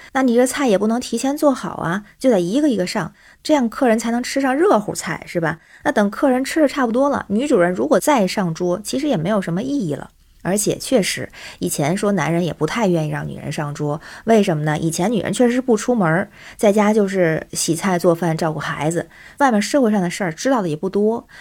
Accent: Tianjin, China; now in Beijing, China; 我是天津人，现在北京

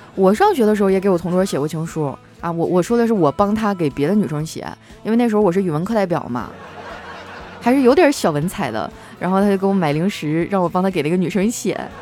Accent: Qitaihe, Heilongjiang, China; moved away as an adult; also born or lived in Harbin; 我的老家，我小时候生活的地方叫七台河，那是一个以煤为生的城市

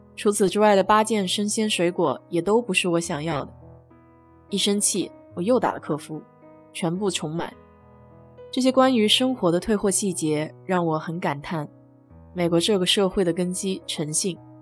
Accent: China; now in United States; 我们中国人常说

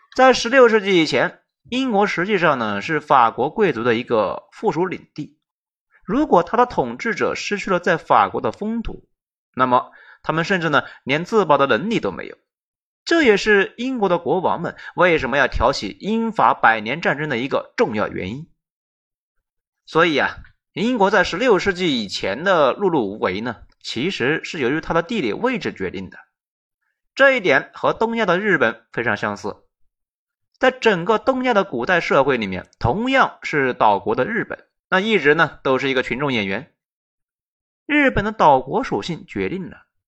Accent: Sichuan, China; 我们四川人

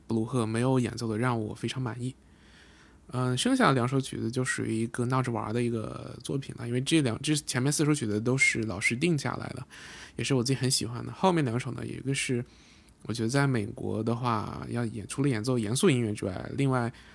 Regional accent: China; 我作为中国人

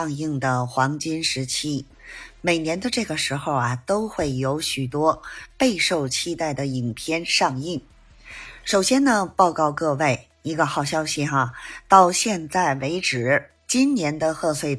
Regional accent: Beijing, China; ，咱们电影院见

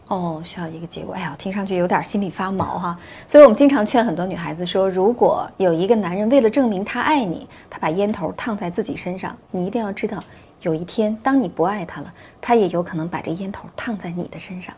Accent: China; 我们中国人

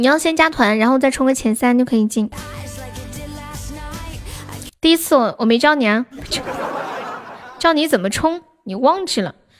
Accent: China; 我也是重庆的，我是重庆南充的。

